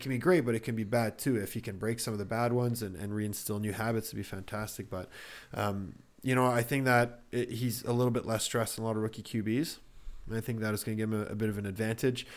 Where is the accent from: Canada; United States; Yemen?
Canada; I'm a Canadian